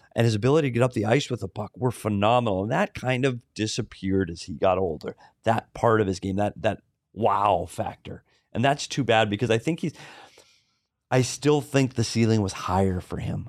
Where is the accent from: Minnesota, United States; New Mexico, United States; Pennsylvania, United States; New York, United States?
Minnesota, United States; I'm from Minnesota.